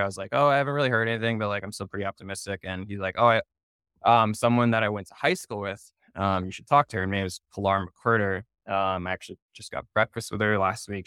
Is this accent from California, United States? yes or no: no; Naperville, Illinois, United States; moved away as an adult; also born or lived in Indianapolis, Indiana; now in New York City, United States; I'm born and raised in Naperville, Illinois, so Chicago suburbs